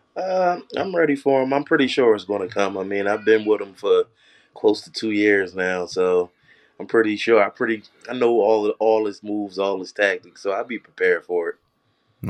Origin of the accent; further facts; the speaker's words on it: Philadelphia, Pennsylvania, United States; being from Philly